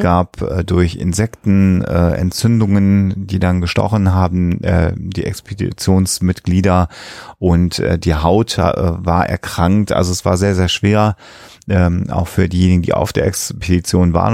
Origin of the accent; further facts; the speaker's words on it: Germany; Bei uns in Deutschland